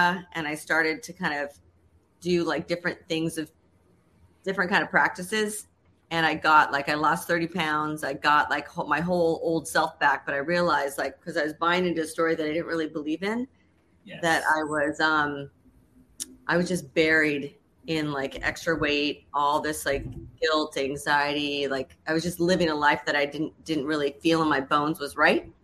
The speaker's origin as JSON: {"language": "English", "town": "Los Angeles", "region": "California", "country": "United States", "tie": "born or raised there", "also_born_or_lived": "New York City", "moved": "yes", "lives_now": "Chicago, United States", "said": "I grew up in Southern California"}